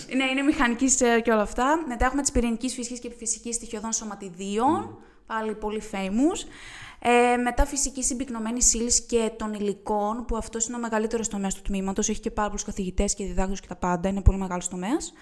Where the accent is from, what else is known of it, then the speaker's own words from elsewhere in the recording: Euboea, Central Greece, Greece; moved away as an adult; now in Thessaloniki, Greece; εγώ είμαι από την Εύβοια.